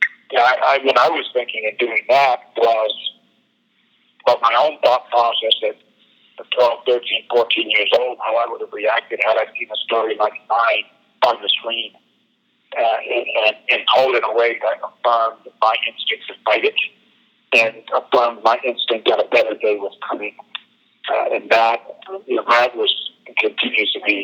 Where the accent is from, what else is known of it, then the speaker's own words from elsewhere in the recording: New Bedford, Massachusetts, United States; my hometown of New Bedford, Massachusetts